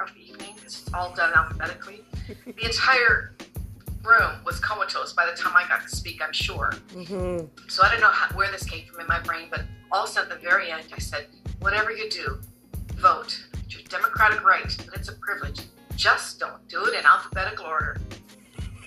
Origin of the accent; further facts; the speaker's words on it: Canada; I was born in Canada, but my parents were from the Netherlands